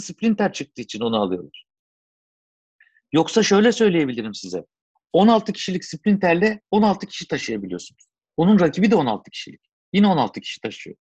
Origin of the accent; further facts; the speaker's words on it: Turkey; biz Türkler olarak